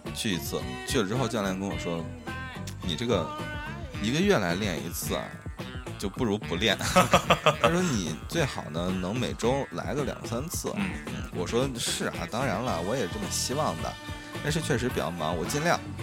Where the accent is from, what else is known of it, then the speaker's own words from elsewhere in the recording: Shaanxi, China; 我是一个陕西人